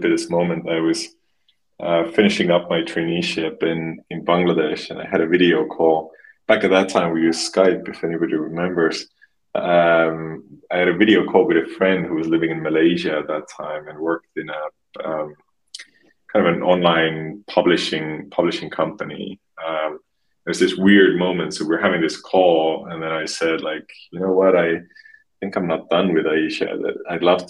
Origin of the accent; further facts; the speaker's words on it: Estonia; moved away; I'm originally from a small, tiny country called Estonia